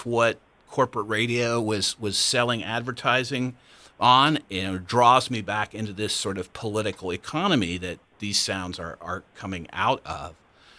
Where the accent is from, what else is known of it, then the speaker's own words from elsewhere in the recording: Central Ohio, United States; I was not born and raised in the South. I grew up in Central Ohio in a rural area.